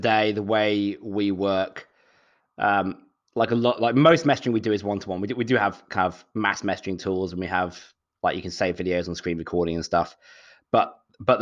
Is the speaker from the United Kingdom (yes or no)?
yes; Shropshire, West Midlands, United Kingdom; moved away as an adult; also born or lived in London, United Kingdom; now in Sydney, Australia; I'm from the Midlands, so a place called Shropshire